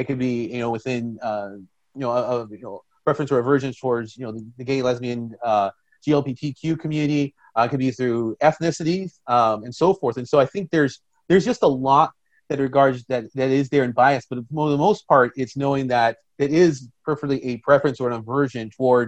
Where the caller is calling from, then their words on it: Washington, District of Columbia, United States; so I'm speaking from Washington, D.C.